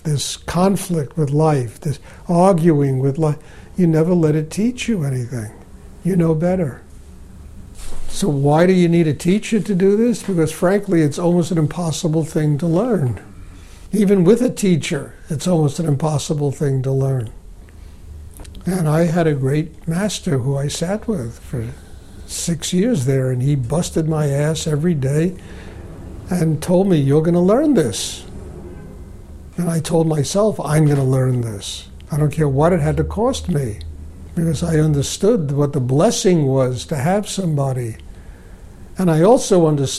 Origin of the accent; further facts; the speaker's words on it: New York City, New York, United States; I was born in the Bronx. I grew up on the streets.